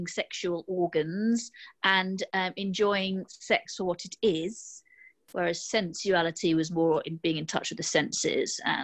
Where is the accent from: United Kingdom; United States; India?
United Kingdom; London; I'm 43, from London.